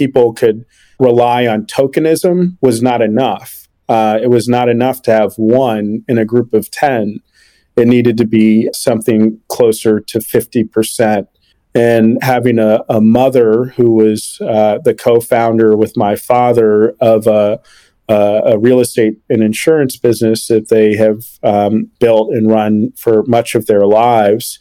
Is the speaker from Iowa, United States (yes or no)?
no; Washington, District of Columbia, United States; growing up in Washington, D.C.